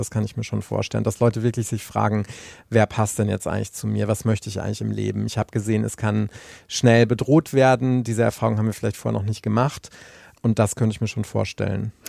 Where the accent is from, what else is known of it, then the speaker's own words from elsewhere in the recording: Anröchte, North Rhine-Westphalia, Germany; moved away; ich war in der Zeit ähm, viel bei meinen Eltern, meiner alten Heimat